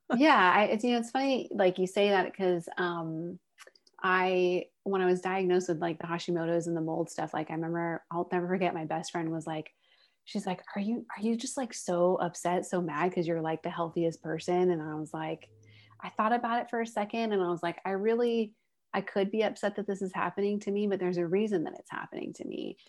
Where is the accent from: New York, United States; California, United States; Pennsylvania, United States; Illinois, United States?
California, United States; Northern; also born or lived in San Diego; I grew up in Northern California, but moved to San Diego when I went to college